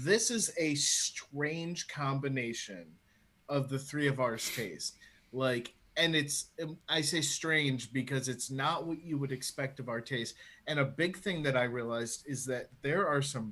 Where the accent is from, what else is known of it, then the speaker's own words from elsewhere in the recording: United States; now in Ireland; as the American in the group